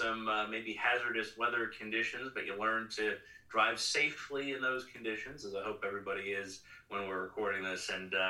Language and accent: English; Bellefonte, Pennsylvania, United States; I'm originally from Bellefonte.